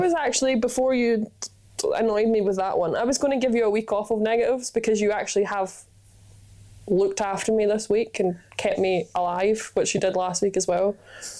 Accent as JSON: {"language": "English", "region": "Scotland", "country": "United Kingdom", "said": "I am Scottish, pale and freckly"}